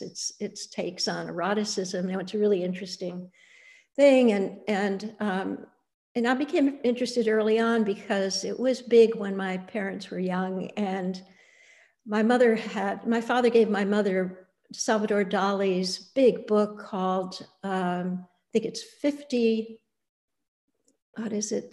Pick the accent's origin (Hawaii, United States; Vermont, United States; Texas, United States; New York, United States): New York, United States; Annandale-on-Hudson; I grew up in the Bard College campus in the Hudson Valley